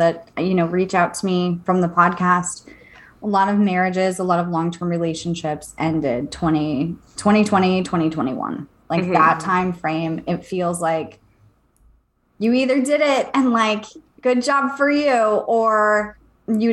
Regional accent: San Diego, California, United States; moved away; also born or lived in East Coast; I grew up in San Diego

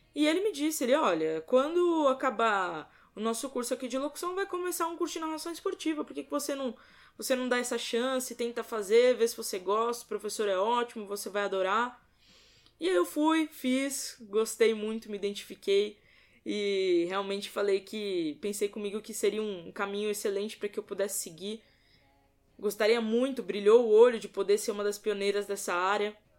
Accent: São Paulo, Brazil; sou paulista, tenho 26

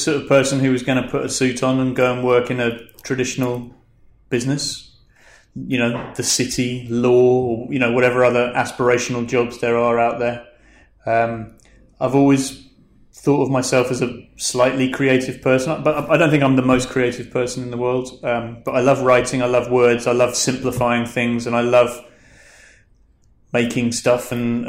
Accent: London, United Kingdom; born there; also born or lived in Scotland; I was born in London. My parents moved around the country a bit. I went to university in Scotland.

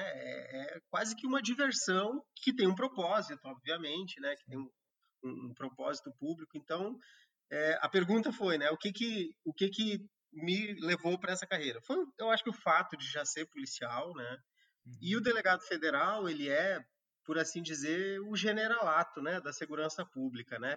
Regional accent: Rio Grande do Sul, Brazil; moved away as an adult; also born or lived in Pará; now in Acre, Brazil; eu que sou do Rio Grande do Sul e morei a maior parte da minha vida na região sul do país

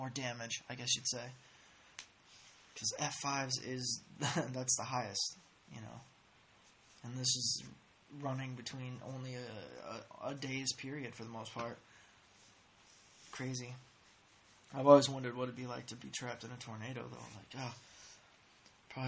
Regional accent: Indiana, United States; I'm from Indiana.

